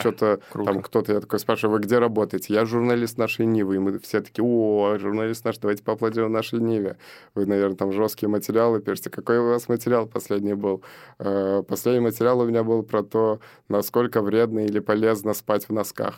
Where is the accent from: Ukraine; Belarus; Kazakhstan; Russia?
Belarus; moved away; also born or lived in Azerbaijan; Это страна рождения. То есть я там два года провел, родился и каждое лето был потом Беларусь.